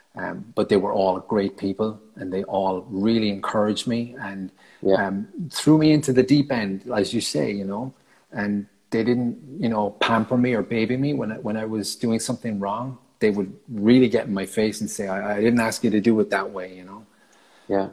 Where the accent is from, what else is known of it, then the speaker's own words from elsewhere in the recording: Ireland; moved away as an adult; I left Ireland in February of 2012